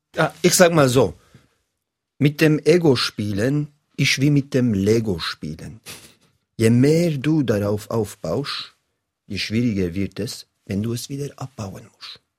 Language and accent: German; Bern, Switzerland; als Berner